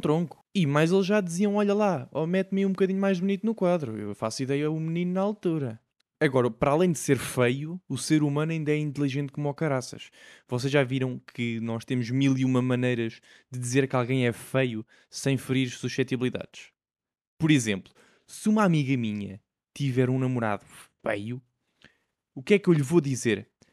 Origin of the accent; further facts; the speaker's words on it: Portugal; nós, como Tugas